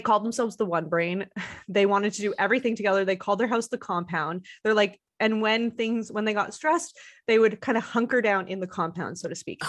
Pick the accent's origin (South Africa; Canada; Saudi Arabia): Canada; Montreal, Quebec; moved away; people that I know from Montreal. It's my hometown